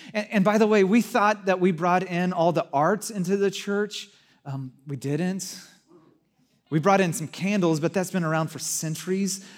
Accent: Santa Cruz, California, United States; moved away; I grew up in Santa Cruz

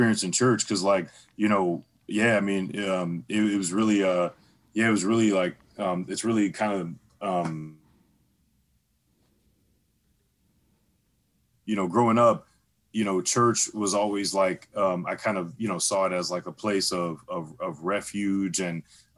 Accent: St. Louis, Missouri, United States; I'm actually originally born and raised in St. Louis. From the Lou, from the STL.

